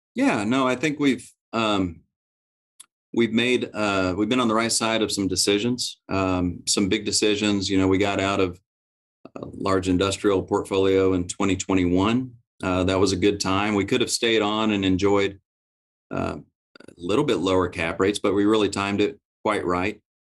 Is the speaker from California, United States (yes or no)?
no; Oklahoma, United States; I'm from Oklahoma